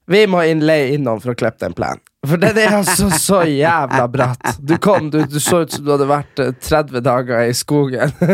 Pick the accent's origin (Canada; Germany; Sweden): Sweden; Norrland; jo, jeg er fra Norrland.